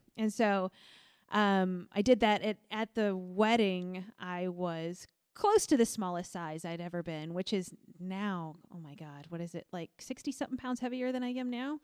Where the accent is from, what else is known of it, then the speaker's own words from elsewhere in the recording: Millstot, Illinois, United States; moved away; I'm from Millstot, Illinois